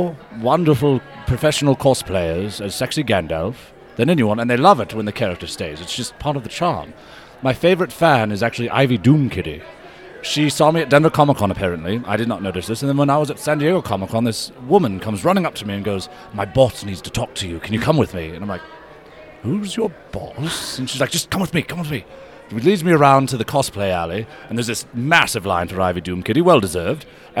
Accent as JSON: {"language": "English", "country": "Ireland", "said": "Actually, I'm from Ireland"}